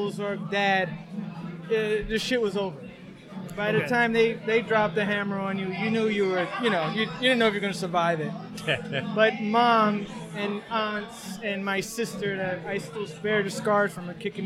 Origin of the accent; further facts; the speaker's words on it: New York, United States; I'm an artist from New York, from Queens originally. But my studio is in New Jersey now